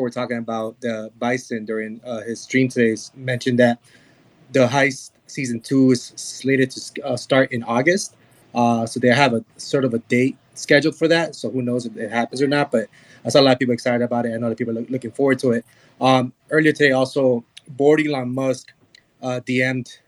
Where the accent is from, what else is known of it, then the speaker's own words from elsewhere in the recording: Guatemala; I was born in Guatemala and raised there.